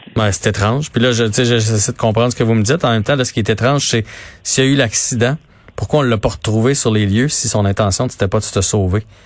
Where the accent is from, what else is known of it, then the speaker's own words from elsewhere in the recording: Quebec, Canada; tous en tant que Québécois